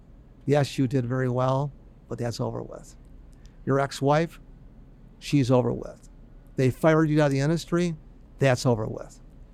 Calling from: Buffalo, New York, United States; here I am calling from Buffalo.

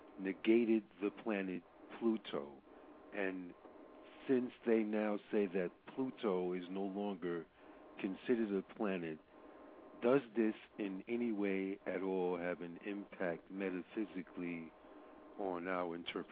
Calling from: New York City, New York, United States; I'm calling from the Bronx, New York.

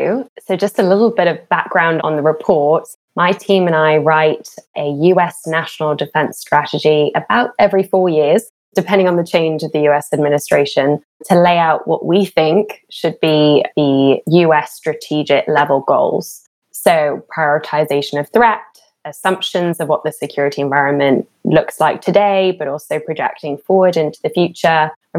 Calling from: Washington, District of Columbia, United States; I'm joining from Washington, D.C.

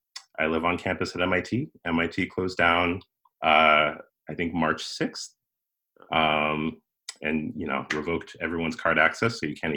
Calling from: Cambridge, Massachusetts, United States; I'm in Cambridge, Massachusetts right now.

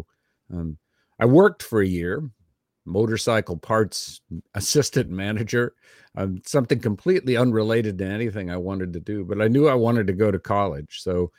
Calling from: Austin, Texas, United States; I'm 64 years old. Today is June 21st, 2021. I'm recording from Austin, Texas, and I'm speaking

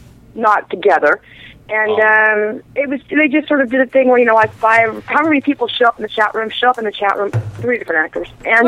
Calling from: Syracuse, New York, United States; in Syracuse.

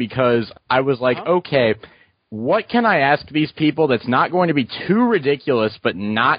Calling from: Ohio, United States; I'm calling from Ohio, and I'm kind of disappointed that JR is not here because he's probably about less than 100 miles away from me.

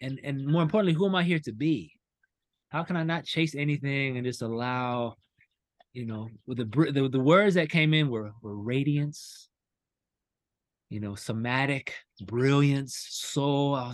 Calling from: North Carolina, United States; i'm from north carolina right now

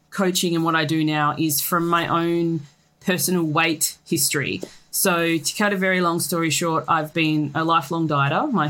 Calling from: Australia; So I am joining you from Australia.

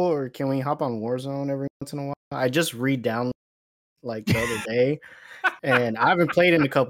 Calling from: College Station, Texas, United States; I'm listening in from College Station

